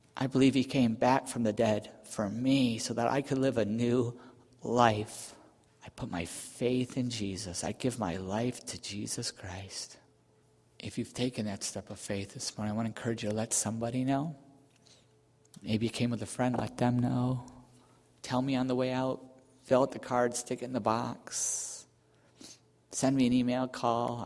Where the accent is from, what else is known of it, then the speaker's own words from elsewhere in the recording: Buffalo, New York, United States; where I grew up in Buffalo area